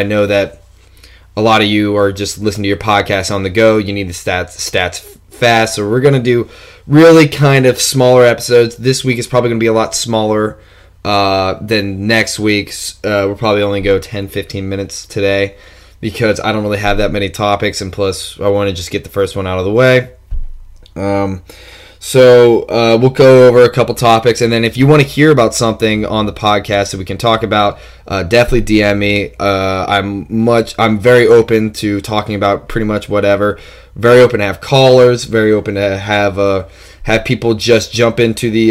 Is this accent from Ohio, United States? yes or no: yes; Hamilton, Ohio, United States; also born or lived in Columbus, Ohio; now in Cincinnati, United States; I was born in Hamilton, about 30-40 minutes outside of Cincinnati, and then moved up to a town in Columbus